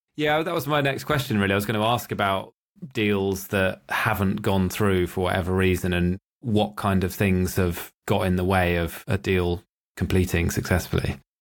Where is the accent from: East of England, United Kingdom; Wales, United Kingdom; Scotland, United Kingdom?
East of England, United Kingdom; Norwich; my hometown of Norwich